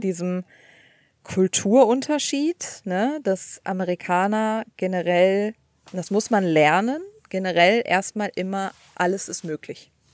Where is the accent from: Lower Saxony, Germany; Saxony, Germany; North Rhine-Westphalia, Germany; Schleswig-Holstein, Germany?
North Rhine-Westphalia, Germany; Cologne; moved away as an adult; now in United States; ich komme aus Köln